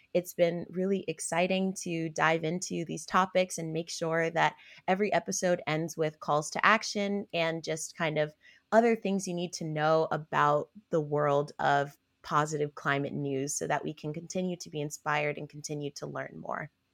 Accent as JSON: {"language": "English", "town": "Albany", "region": "New York", "country": "United States", "tie": "born or raised there", "moved": "yes", "lives_now": "Washington, D.C., United States", "said": "I am originally from Albany, New York, um, specifically the south end of Albany, which is considered a frontline community"}